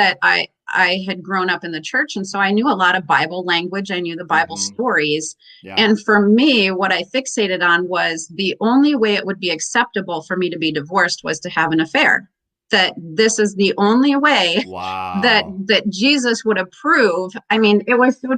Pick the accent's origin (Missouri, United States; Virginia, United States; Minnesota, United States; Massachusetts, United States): Minnesota, United States; also born or lived in Pennsylvania; I was actually born in Pennsylvania, but I'm from Minnesota mostly. My parents moved here when I was two